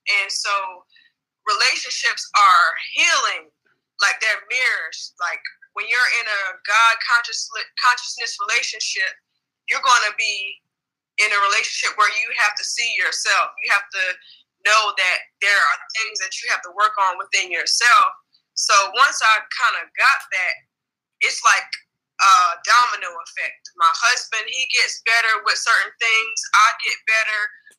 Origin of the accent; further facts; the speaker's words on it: Los Angeles, California, United States; now in Wilmington, United States; I'm originally from Los Angeles, California, but I reside in Wilmington, North Carolina.